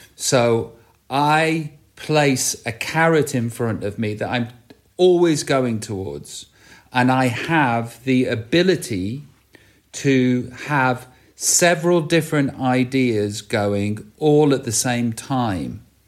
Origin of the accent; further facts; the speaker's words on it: Stoke-on-Trent, West Midlands, United Kingdom; accent: Stoke; growing up in Staffordshire